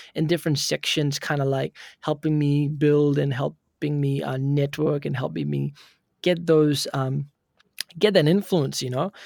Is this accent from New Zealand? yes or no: yes; Auckland, New Zealand; I'm pretty much born and brought up in Auckland, New Zealand